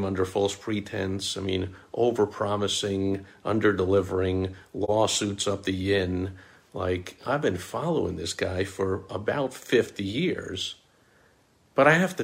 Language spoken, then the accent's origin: English; New York, United States; people who know me know I'm from New York